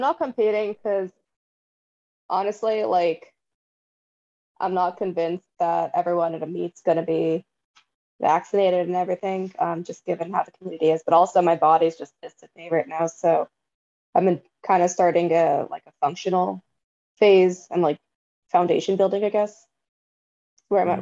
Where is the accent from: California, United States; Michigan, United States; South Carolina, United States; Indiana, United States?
California, United States; Bay Area; I was born um not in the Bay, but I was raised in the Bay Area and it's quite diverse here.